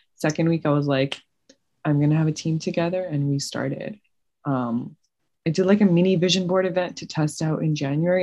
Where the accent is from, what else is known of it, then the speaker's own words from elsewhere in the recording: Toronto, Ontario, Canada; moved away as an adult; now in Cleveland, United States; I've lived in Canada my whole life.